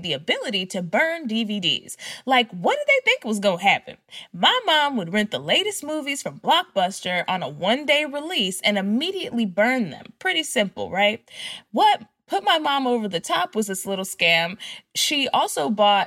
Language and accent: English; Dallas, Texas, United States; I'm from Dallas